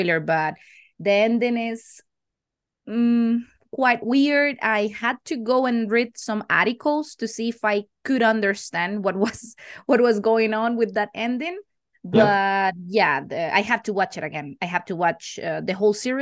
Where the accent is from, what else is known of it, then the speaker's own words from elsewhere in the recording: Costa Rica; English is a second language; also born or lived in Canary Islands, Spain; I'm from Costa Rica. I've been living here almost all my life.